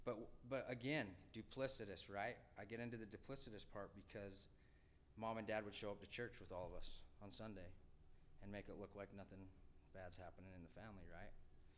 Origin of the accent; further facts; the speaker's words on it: Tooele, Utah, United States; also born or lived in Salt Lake City, Utah; I grew up in a small town called Tooele.